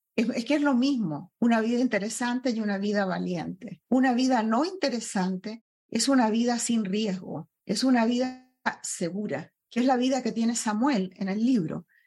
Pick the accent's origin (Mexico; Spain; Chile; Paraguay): Chile; moved away as an adult; also born or lived in Peru / Venezuela; now in United States; Primero nací en Perú, mi padre abandonó a mi madre y mi madre se fue a Chile, donde sus padres, donde yo me crié, en la casa de mi abuelo